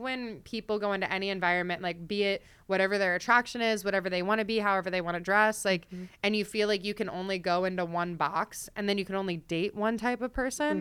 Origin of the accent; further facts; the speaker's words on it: Delaware, United States; I grew up in Delaware. I'm like an East Coast girl.